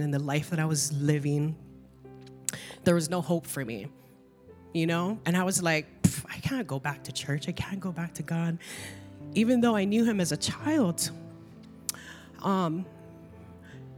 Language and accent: English; Kauai, Hawaii, United States; also born or lived in California; I moved from California and came back here to Kauai